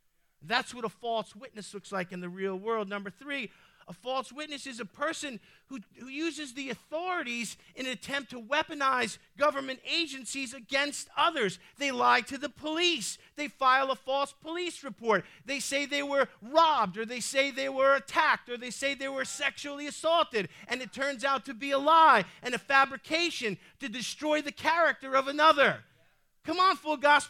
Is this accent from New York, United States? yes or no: yes; New York City, New York, United States; I might be saved, but I'm still Sicilian. I'm from the Bronx.